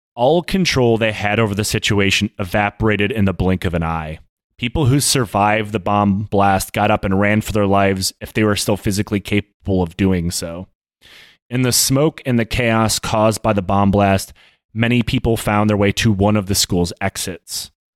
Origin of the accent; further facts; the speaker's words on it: United States; we're American